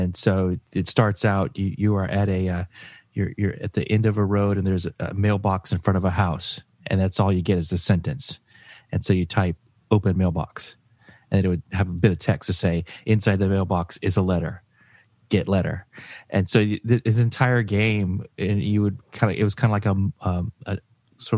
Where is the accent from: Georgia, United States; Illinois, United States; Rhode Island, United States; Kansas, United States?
Georgia, United States; I'm from Georgia, from a rural, very small